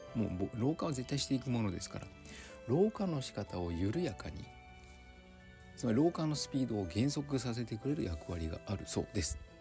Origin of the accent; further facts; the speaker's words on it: Kyushu, Japan; moved away; also born or lived in Kanto / Tohoku; 九州生まれの私